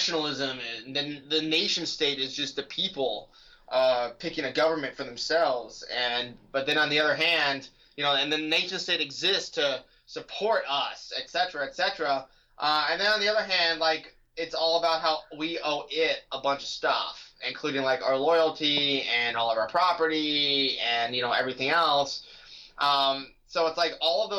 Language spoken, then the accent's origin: English; California, United States; moved away as an adult; now in Virginia, United States; I grew up in California. I went to public school in California.